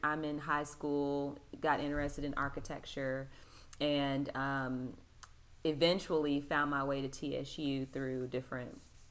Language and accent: English; Louisville, Kentucky, United States; also born or lived in New Orleans, Louisiana; now in Nashville, United States; I was born in New Orleans, Louisiana, and my dad was in the Navy down there. So that's how my parents met. But he was from Louisville, Kentucky, which is where we eventually moved and I grew up.